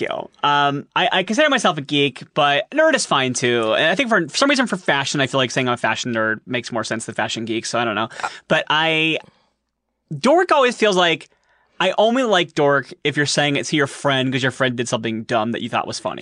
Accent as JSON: {"language": "English", "town": "Columbus", "region": "Ohio", "country": "United States", "said": "I am from Columbus, Ohio."}